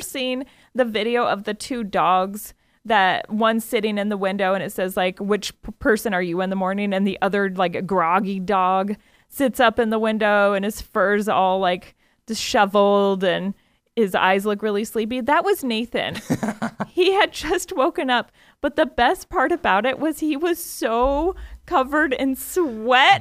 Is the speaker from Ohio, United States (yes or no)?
no; Iowa, United States; I grew up in Iowa